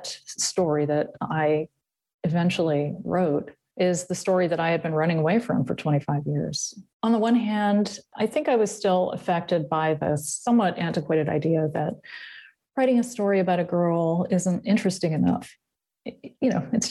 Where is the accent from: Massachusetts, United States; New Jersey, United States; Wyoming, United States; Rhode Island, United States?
Massachusetts, United States; moved away as an adult; I was born in Massachusetts and I grew up there, and I left when I was 23.